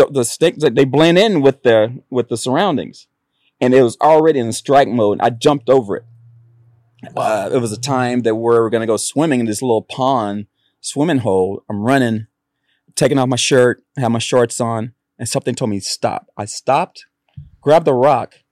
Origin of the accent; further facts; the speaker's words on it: Oxnard, California, United States; also born or lived in Kountze, Texas / Santa Barbara, California; I grew up in Oxnard. I went to school in Santa Barbara